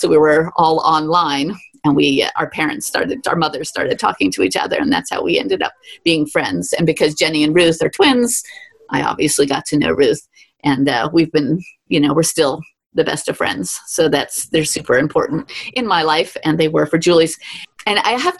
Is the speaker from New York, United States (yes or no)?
yes; New York City, New York, United States; growing up in Manhattan where you have to walk everywhere